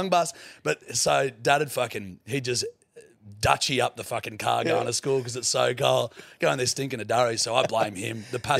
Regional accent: New England area, regional New South Wales, Australia; also born or lived in Yarrowitch, New South Wales / Walcha, New South Wales; So I grew up in regional New South Wales in the New England area. So first of all, we were at a place called Yarrowitch, which is I was there till I was about three, only about three. We had a property out there.

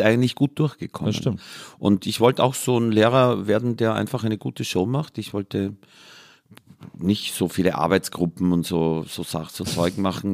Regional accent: Mühlviertel / Danube valley, Upper Austria, Austria; Und ich bin an der Grenze von drei Vierteln aufgewachsen, nämlich Waldviertel, Mostviertel und Mühlviertel

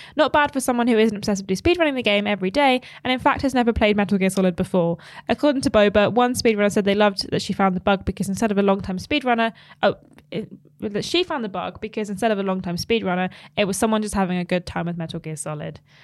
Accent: United Kingdom; as a British person

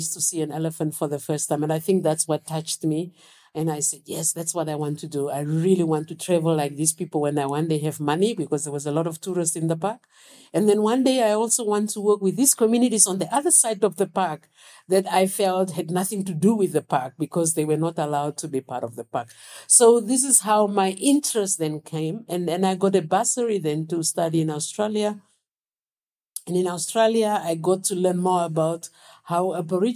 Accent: Windhoek, Khomas, Namibia; I was born in Windhoek

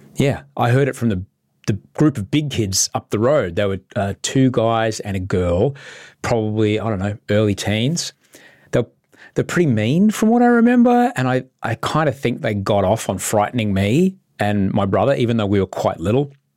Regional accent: Brisbane, Queensland, Australia; I grew up in Brisbane, and growing up there

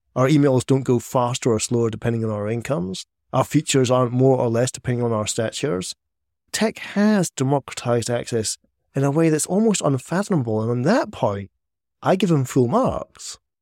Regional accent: Scotland, United Kingdom; I'm Scottish

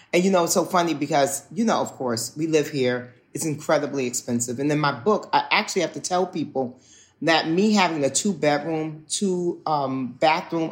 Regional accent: New York City, New York, United States; I'm a New York City, as in I grew up in Manhattan

